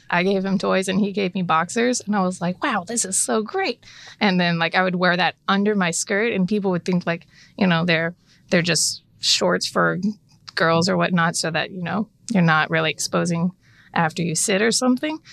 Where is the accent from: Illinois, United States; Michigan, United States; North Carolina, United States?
North Carolina, United States; Charlotte; So originally, I was born in Charlotte.